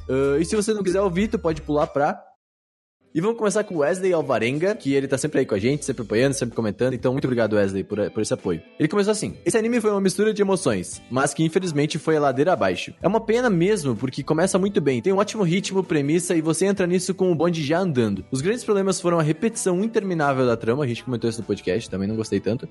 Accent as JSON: {"language": "Portuguese", "region": "São Paulo", "country": "Brazil", "said": "a gente é de São Paulo"}